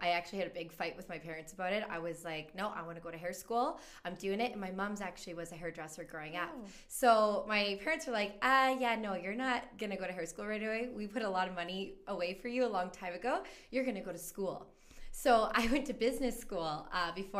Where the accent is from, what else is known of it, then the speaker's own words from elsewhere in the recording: Red Deer, Alberta, Canada; moved away as an adult; also born or lived in Okanagan / Calgary; I was born and raised in Red Deer